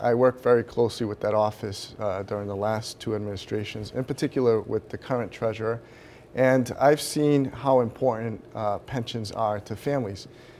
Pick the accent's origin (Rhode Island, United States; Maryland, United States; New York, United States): Rhode Island, United States; Central Falls; I was born in Rhode Island.